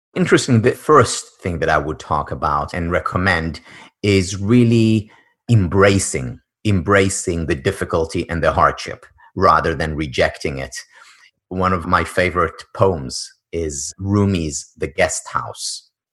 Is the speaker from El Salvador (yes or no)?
no; Israel; moved away; born and raised in Israel